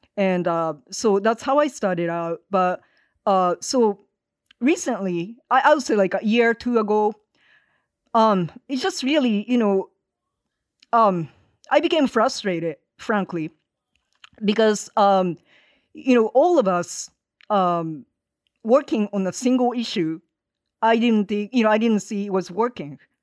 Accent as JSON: {"language": "English", "region": "Hiroshima", "country": "Japan", "tie": "born or raised there", "moved": "as an adult", "lives_now": "Los Angeles, United States", "said": "I'm based in L A. Uh, I am originally from Japan, have been in this country for thirty-one years now."}